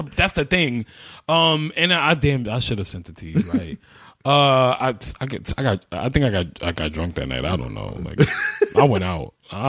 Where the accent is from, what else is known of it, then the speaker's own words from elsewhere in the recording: New York City, New York, United States; we grew up in Carver Project. Shout out to everybody who lives in Carver Project, 104th and Madison. I was in Building 50.